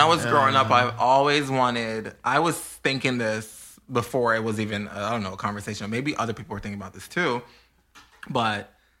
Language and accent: English; Georgia, United States; I'm from Georgia.